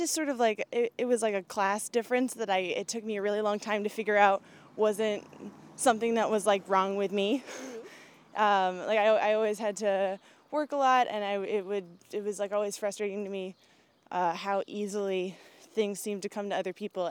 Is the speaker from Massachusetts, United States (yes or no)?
yes; Brockton, Massachusetts, United States; also born or lived in Boston; I grew up here. I grew up in Brockton, Mass.